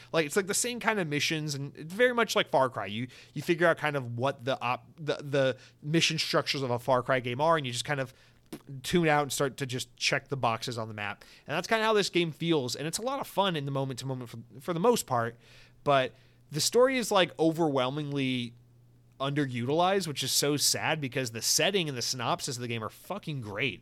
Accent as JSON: {"language": "English", "country": "United States", "said": "I'm an American"}